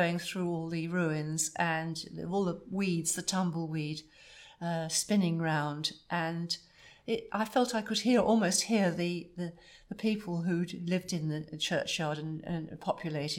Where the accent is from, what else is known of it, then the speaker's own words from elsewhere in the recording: Essex, East of England, United Kingdom; also born or lived in London; I am, I suppose, a Londoner. I was born in Essex, which was Essex at the time, but very close to London